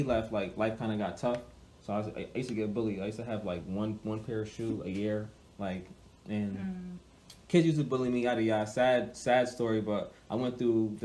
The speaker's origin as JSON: {"language": "English", "town": "Hartford", "region": "Connecticut", "country": "United States", "tie": "born or raised there", "said": "I grew up in Hartford. I was born at St. Francis Hospital"}